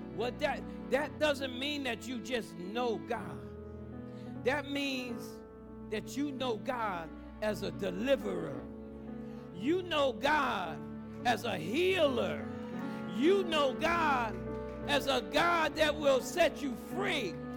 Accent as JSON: {"language": "English", "country": "United States", "tie": "born or raised there", "said": "I grew up in the Greens Apartments. That's not too far from here"}